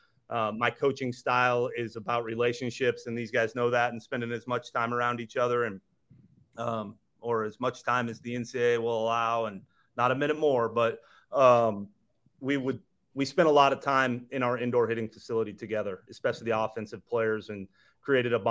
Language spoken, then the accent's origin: English; Midwest, United States; I grew up in the Midwest